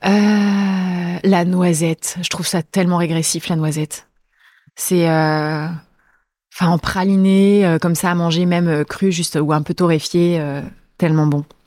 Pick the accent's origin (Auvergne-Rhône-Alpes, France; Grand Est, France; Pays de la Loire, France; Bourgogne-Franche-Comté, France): Pays de la Loire, France; Sarthe; also born or lived in Angers, Anjou; now in Paris, France; je suis née dans la Sarthe